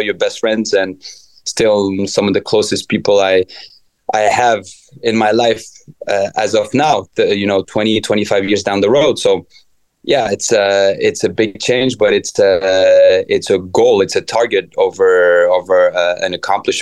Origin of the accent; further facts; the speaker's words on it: Paris area, Île-de-France, France; now in Atlanta, United States; Growing up in the Paris area